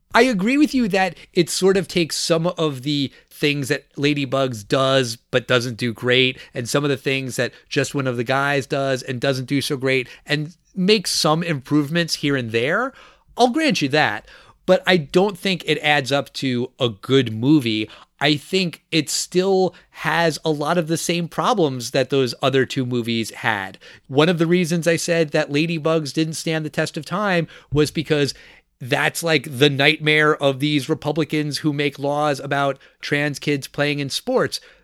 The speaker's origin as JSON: {"language": "English", "area": "Long Island", "region": "New York", "country": "United States", "tie": "born or raised there", "said": "I grew up on Long Island, New York"}